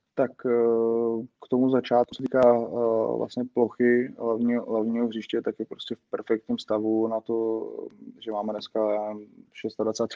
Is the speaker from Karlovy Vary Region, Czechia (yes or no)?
no; Prague, Czechia; jsem z Břevnova, tak vlastně jsme s jedním z členů z okolností Area 114 Pavlem Sobojou, kterým jsem byl vlastně spolužák eh, na základní škole